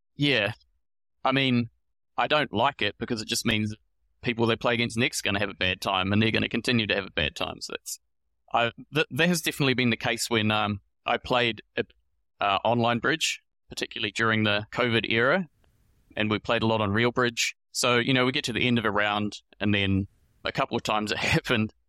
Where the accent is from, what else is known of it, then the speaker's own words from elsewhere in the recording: New Zealand; moved away as an adult; also born or lived in Melbourne, Australia; now in Sydney, Australia; I'm from New Zealand originally, and I moved here to Australia in twenty eighteen